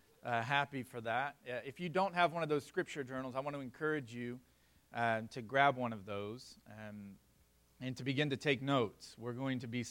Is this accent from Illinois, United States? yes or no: no; South Florida, United States; I grew up in South Florida